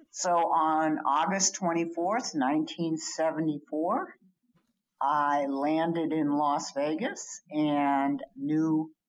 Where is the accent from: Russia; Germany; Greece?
Germany; also born or lived in Libya / Washington DC, United States; So I grew up mostly in Germany. We had a brief stint in Libya and Tripoli before the Americans were thrown out and Wheelus Air Force Base was shut down.